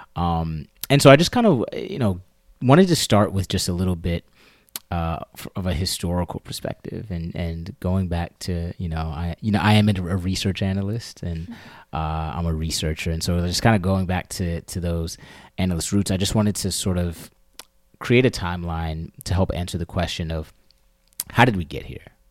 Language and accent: English; Maryland, United States; moved away as an adult; now in New York, United States; I was born and raised in Maryland, uh, right outside of the D C area